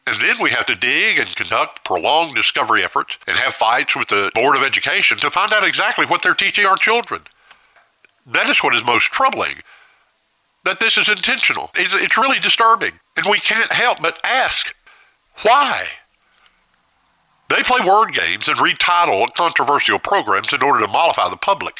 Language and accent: English; United States; as an American